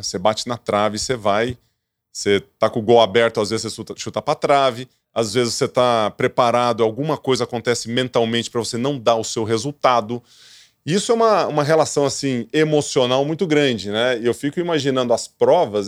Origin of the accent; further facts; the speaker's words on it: Ituverava, São Paulo, Brazil; eu sou do interior, viu, Gabriel? Então, tu me acha meio esquisito que eu sou do interior, sou de Tuverava